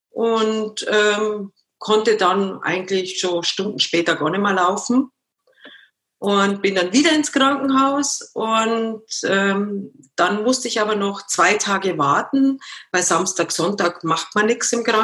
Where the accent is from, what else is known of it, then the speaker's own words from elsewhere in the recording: Munich, Bavaria, Germany; Ich bin ein Münchner Kindl, genau.